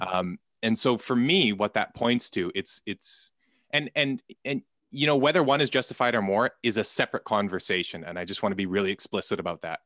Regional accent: Canada; I'm Canadian

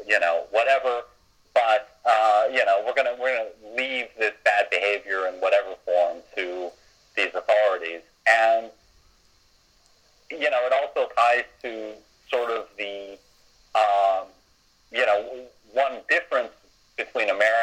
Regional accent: United States; as an American

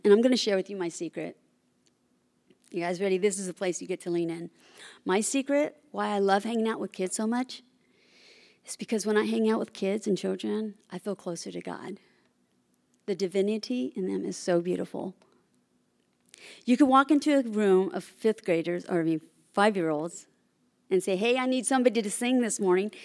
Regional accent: Bay Area, California, United States; also born or lived in Oklahoma; I was born and raised in the Bay Area

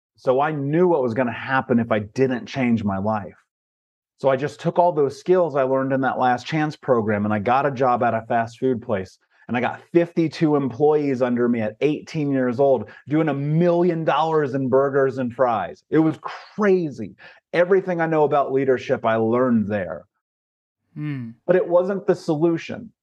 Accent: Indianapolis, Indiana, United States; I grew up in Indianapolis, Indiana, in America.

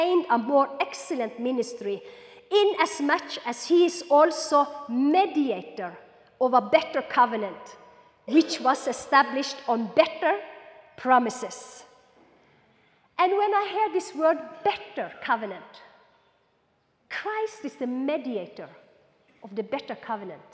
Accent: Norway; also born or lived in Kenya; I'm Norwegian on this side and I'm Kenyan on this side. I lived 6 years in Kenya

